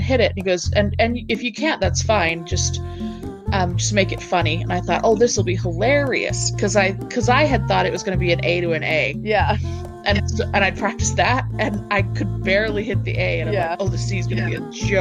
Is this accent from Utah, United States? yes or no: yes; Provo, Utah, United States; also born or lived in Centerville, Utah / Tremonton, Utah; I was born in Provo.